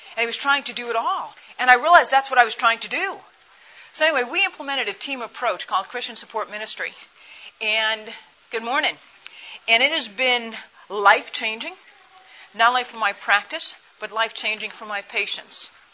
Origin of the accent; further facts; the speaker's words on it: Michigan, United States; I'm from Michigan